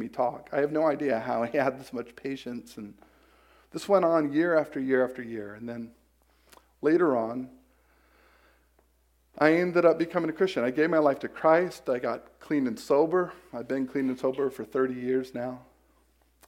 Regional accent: Polk County, Central Florida, United States; I'm from Central Florida, from Polk County, Florida

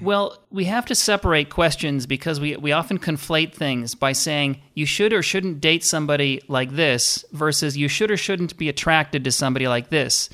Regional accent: Minnesota, United States; I grew up in Minnesota

